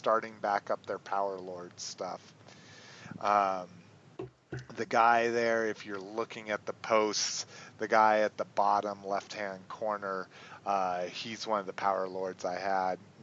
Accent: New Mexico, United States; I grew up in New Mexico

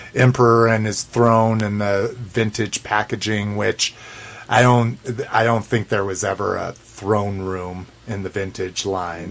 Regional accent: New Mexico, United States; growing up in New Mexico, one you can get green chili anywhere and everywhere

